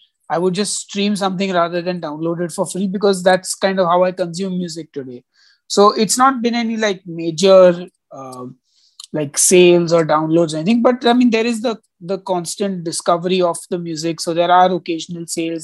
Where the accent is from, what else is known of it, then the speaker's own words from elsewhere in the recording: India; as an Indian citizen